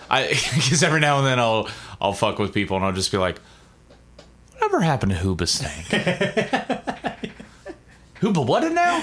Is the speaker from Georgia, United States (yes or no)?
no; Boston, Massachusetts, United States; Yeah, like I'm from Boston, like, yeah, you got cock the tub.